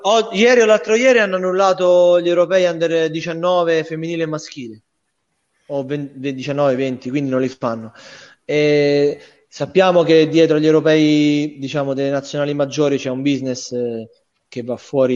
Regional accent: Rome, Lazio, Italy; moved away as an adult; now in Bari, Italy; io essendo romano e romanista

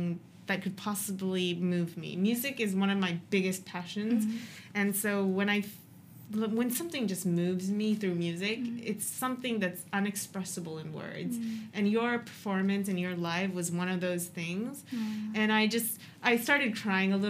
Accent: United States; now in Japan; I grew up in America and came to Japan

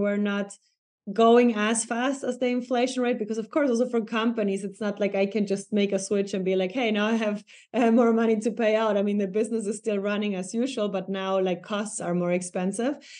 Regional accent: Ecuador; moved away as an adult; now in Germany; in my hometown, eh, in Ecuador

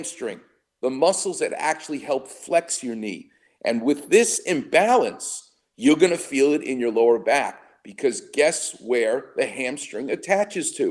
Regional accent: New York, United States; moved away; I'm from New York

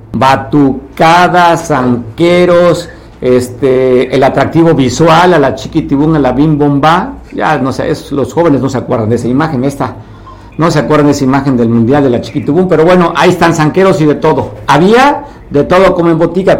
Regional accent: Guerrero, Mexico

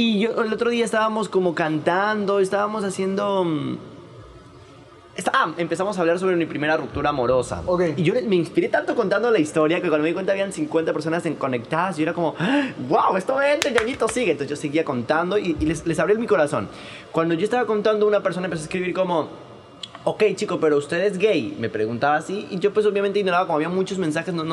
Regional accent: Quito, Pichincha, Ecuador; a mí me costó mucho cuando yo vine de Quito

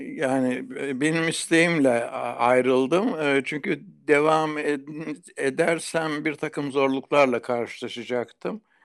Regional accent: Kozlu, Zonguldak, Turkey; also born or lived in Bartın; Kozlu'da doğduktan sonra Kozlu'daki Atatürk İlkokulu'nda ilkokulu okudum.

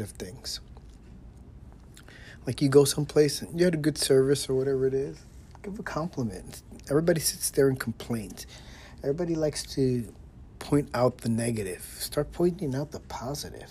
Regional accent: New York City, New York, United States; moved away; I am from New York City

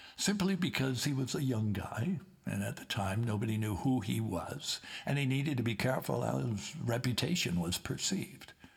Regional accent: Liverpool, North West England, United Kingdom; moved away; Keith Briffe and I come from the Liverpool area

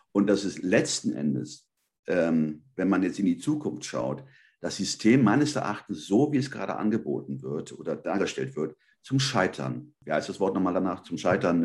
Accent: Germany; also born or lived in Spain (ancestry); Ich bin Spanier. Ich sage immer zweite Hand. Also ich bin hier aufgewachsen, meine Eltern sind ja in den 60er Jahren rübergekommen.

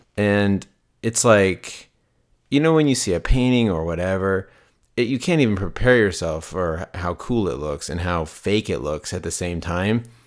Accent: Las Vegas, Nevada, United States; I grew up in Las Vegas

